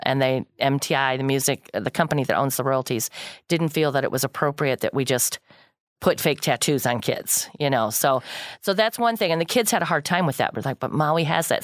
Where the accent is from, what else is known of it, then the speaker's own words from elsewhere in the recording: Kankakee County, Illinois, United States; I'm born and raised in Kankakee County, lived here all my life